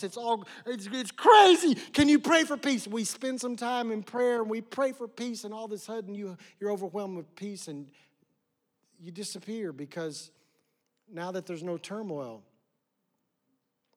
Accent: West Oklahoma, United States; I grew up in West Oklahoma out in the middle of nowhere

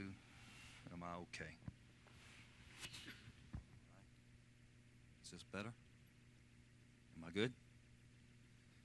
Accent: Lynchburg, Virginia, United States; accent: central Virginia dialect; I'm from Virginia, born in Lynchburg, Virginia, from the central part of the state, and there's a distinct dialect that comes out of that part of our nation

